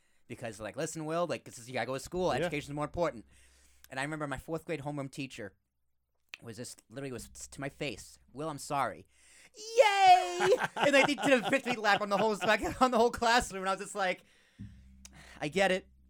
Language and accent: English; Boston, Massachusetts, United States; Cause I actually grew up in Boston.